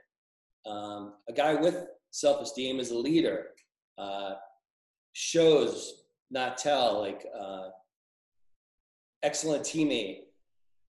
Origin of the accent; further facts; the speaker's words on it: Levittown, New York, United States; we grew up in Levittown. This was a very blue collar place